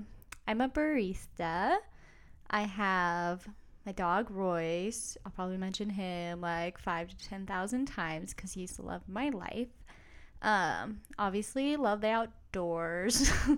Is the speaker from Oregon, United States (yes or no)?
yes; Oregon, United States